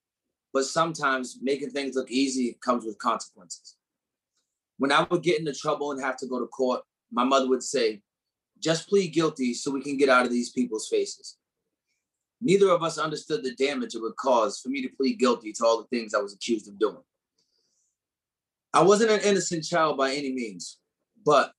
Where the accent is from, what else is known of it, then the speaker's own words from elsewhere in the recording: New Hampshire, United States; also born or lived in Detroit, Michigan, United States; she moved us to Nashville, New Hampshire, the live free or die state